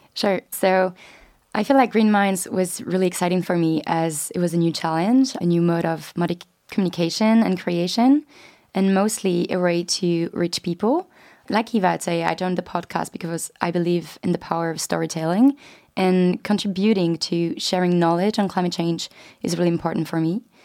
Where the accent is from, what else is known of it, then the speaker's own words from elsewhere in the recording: France; moved away as an adult; now in London, United Kingdom; I'm twenty-three years old and I'm from France